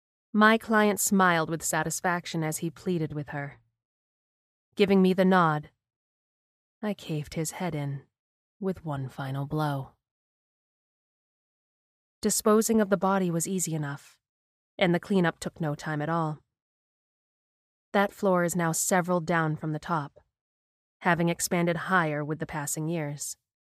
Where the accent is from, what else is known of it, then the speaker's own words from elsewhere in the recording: Ukraine; moved away; I have had a very hard life. I grew up in the Ukraine, and at 14 I was abducted by the mafia.